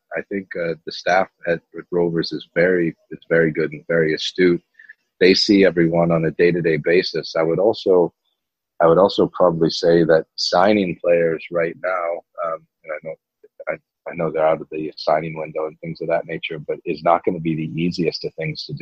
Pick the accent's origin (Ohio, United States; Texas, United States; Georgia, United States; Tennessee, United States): Ohio, United States; Cleveland; moved away as an adult; Yes, I grew up in Cleveland, Ohio, until I was 18 years old. And then I moved out to Los Angeles and went to UCLA for about 2.5 years. And then I went over to the UK.